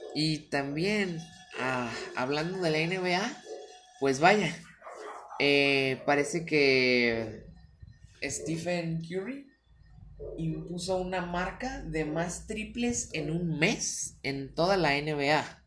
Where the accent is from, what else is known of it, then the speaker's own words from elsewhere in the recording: Guadalajara, Jalisco, Mexico; yo soy de Guadalajara, Jalisco